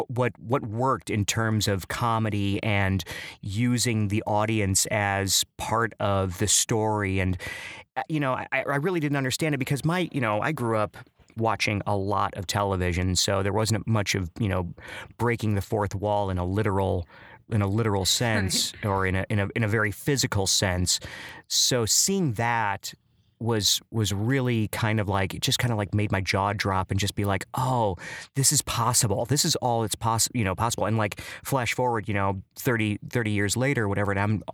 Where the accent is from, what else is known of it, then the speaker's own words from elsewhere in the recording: Chicago, Illinois, United States; You know, I grew up in Chicago, which seems like it would be like a very, you know, rich in culture and stuff. But I actually grew up in the city of Chicago, but in one of the most culturally devoid of culture areas in Chicago, just on the southwest side.